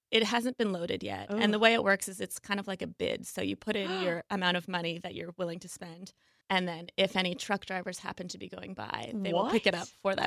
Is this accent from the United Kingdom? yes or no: no; Ottawa Valley, Ontario, Canada; moved away as an adult; also born or lived in Toronto, Canada; now in Seattle, United States; my hometown. It's like a little town outside of the Ottawa area, so it's the Ottawa Valley